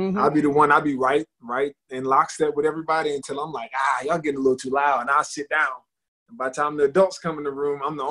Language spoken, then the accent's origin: English; Piscataway, New Jersey, United States; also born or lived in East Orange, New Jersey; I was born in East Orange, New Jersey. It's right next to Newark. Mm-hmm. And I lived there till I was probably in the third grade. And then I moved to Piscataway, New Jersey